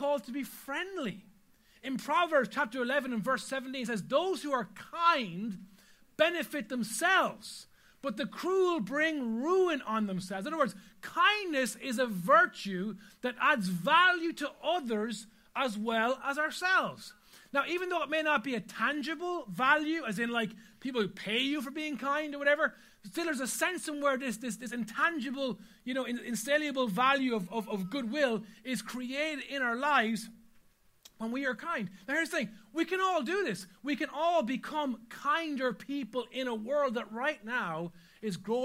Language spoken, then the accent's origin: English; Ireland; as an Irish people